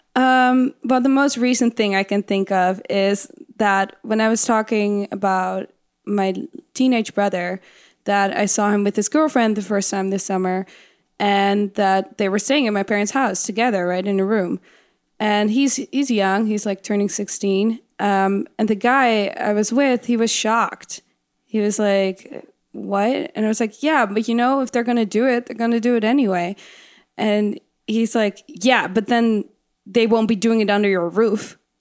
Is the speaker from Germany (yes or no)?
no; Netherlands; English is a second language; now in United States; in Holland